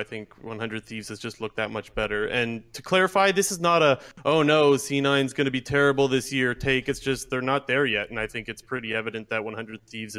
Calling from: Ontario, Canada; Hey, guys. Calling from Ontario, Canada.

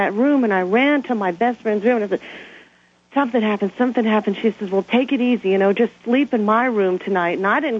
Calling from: Brighton, Colorado, United States; And I'm calling from Brighton, Colorado.

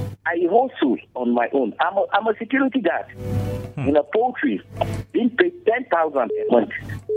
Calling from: Bassa, Nigeria; calling from Bassa.

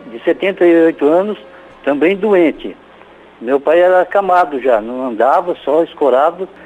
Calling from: Arapongas, Paraná, Brazil; É de Arapongas, padre.

